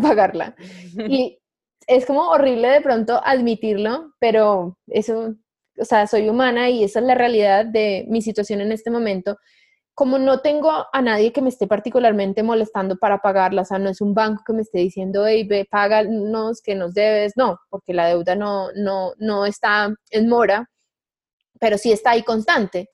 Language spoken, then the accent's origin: Spanish; Colombia; una nómada digital colombiana